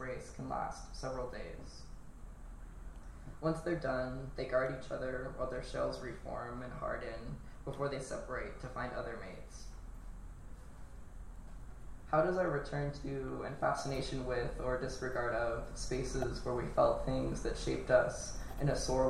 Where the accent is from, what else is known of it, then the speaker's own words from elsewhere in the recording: California, United States; the end of the street I grew up on in California